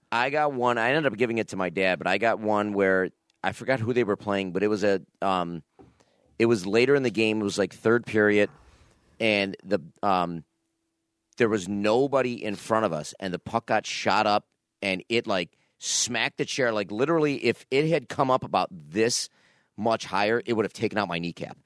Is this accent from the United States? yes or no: yes; Niagara Falls, New York, United States; when I was a kid growing up in Niagara Falls, there was a store, I don't know, close to my house, Bases Loaded, was on Pine Avenue.